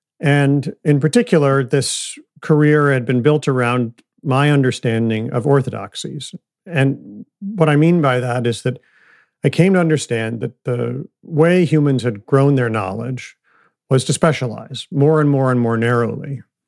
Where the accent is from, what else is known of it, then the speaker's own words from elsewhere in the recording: Ann Arbor, Michigan, United States; So I grew up I was born in 1969 outside of Detroit, Michigan.